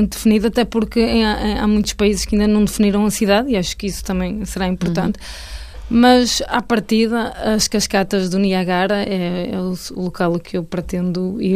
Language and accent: Portuguese; Felgueiras, Norte, Portugal; em Felgueiras, na minha cidade natal